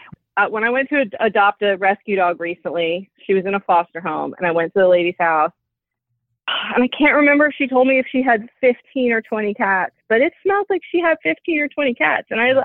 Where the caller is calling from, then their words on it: Virginia, United States; I'm 42. I'm calling from Virginia.